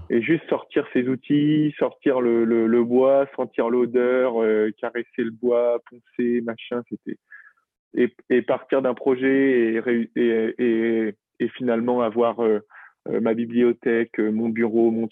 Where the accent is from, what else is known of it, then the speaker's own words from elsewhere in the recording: Brittany, France; je m'y suis retrouvé à un moment en, rentrant chez moi en Bretagne